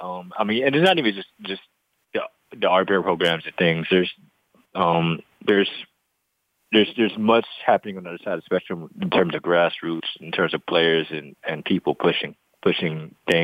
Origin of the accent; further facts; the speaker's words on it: Northeast Ohio, United States; also born or lived in Cleveland, Ohio / Youngstown, Ohio; born and raised in Northeast Ohio my entire life, specifically Cleveland and Youngstown, Ohio